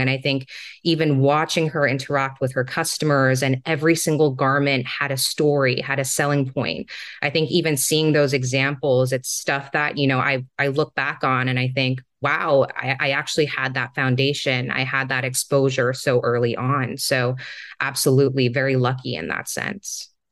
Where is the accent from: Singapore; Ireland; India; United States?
Singapore; moved away; also born or lived in Hong Kong; So, I was born and raised in Singapore, and I spent a few of my formative years in Hong Kong as well.